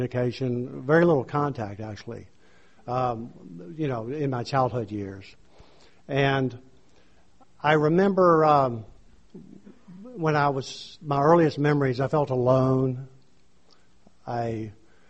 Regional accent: Louisiana, United States; moved away as an adult; also born or lived in New Orleans; now in San Diego, United States; I'm from Louisiana. Lived there most of my life

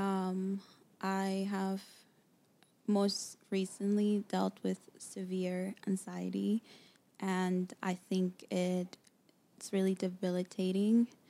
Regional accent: New York City, New York, United States; moved away as an adult; also born or lived in Dominican Republic; now in Los Angeles, United States; I grew up in New York. Mm-hmm. Um, Queens, New York, to Dominican parents

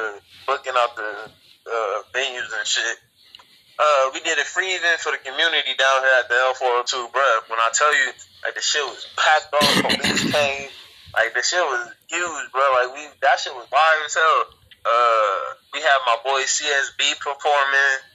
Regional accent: Omaha, Nebraska, United States; I'm from North Omaha, man. Out of Nebraska

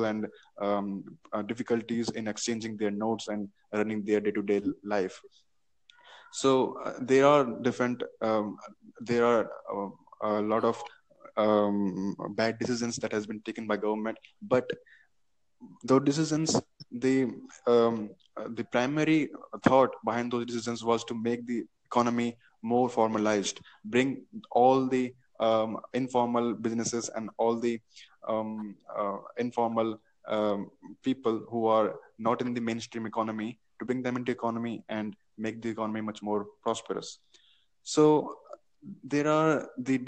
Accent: India; I'm from India

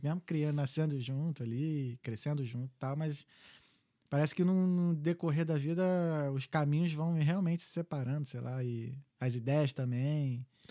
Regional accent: Brazil; moved away; eu sou brasileiro

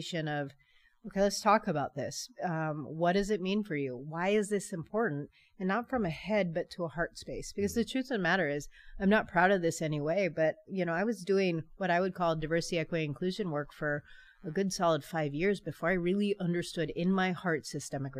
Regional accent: San Francisco, California, United States; now in Paw Paw, United States; I hail from San Francisco Bay Area, born and raised California.

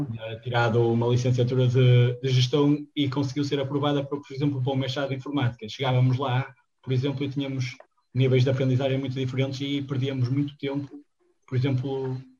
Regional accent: Viana do Castelo, Portugal; Eu sou de Viana, estou aqui

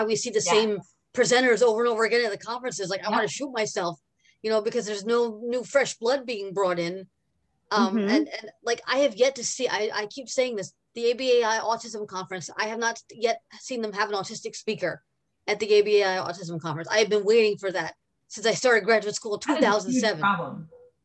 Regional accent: New York, United States; I'm from New York

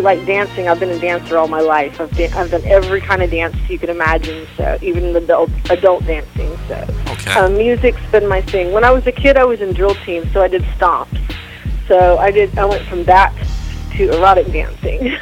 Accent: Missouri, United States; moved away; also born or lived in Tacoma, Washington / Oklahoma; I grew up in like Missouri

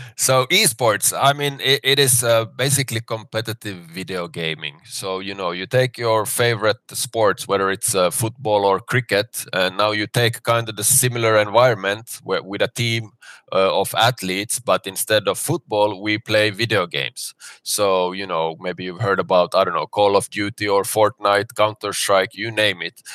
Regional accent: Finland; moved away as an adult; now in Dubai, United Arab Emirates; I'm originally from Finland, but I've been now in Dubai for ten years

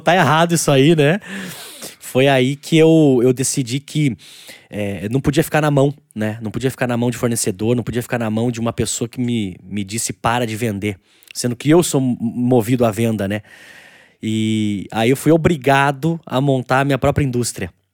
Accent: Itatiba, São Paulo, Brazil; eu sou eu sou natural de Itatiba, né? Uma, uma cidade interior de São Paulo.

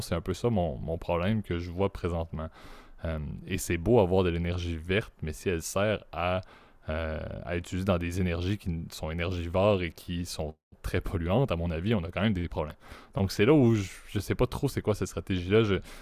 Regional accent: Quebec, Canada; je suis québécois, j'y suis depuis euh, plus, de, plus de 20 ans

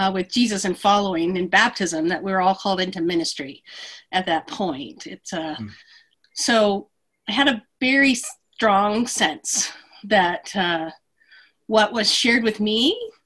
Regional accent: San Bernardino, California, United States; born or raised there; moved away as an adult; also born or lived in Berkeley, California

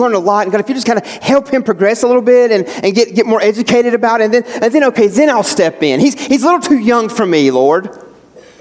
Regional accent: West Virginia, United States; moved away; me growing up in West Virginia

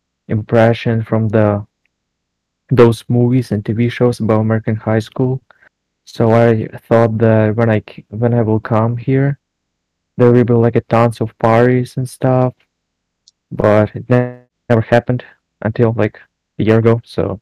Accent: Ukraine; moved away; I came from Ukraine. I live in Europe already for 4 years.

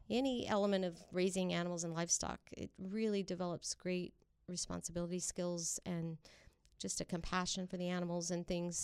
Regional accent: Traver, California, United States; also born or lived in Kingsburg / Sanger; I grew up in the South Valley in a community called Traver

